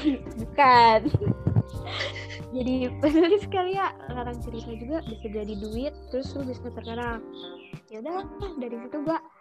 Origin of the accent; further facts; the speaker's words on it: Bandung, West Java, Indonesia; gue orang Bandung